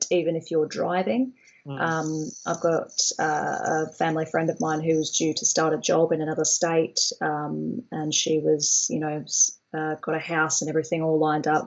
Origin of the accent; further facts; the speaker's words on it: Australia; now in Brighton, United Kingdom; I'm from Australia